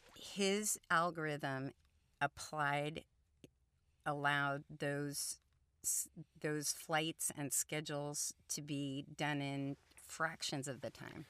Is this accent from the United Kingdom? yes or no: no; Columbus, Ohio, United States; first language Hungarian; English is a second language; I grew up in Columbus, Ohio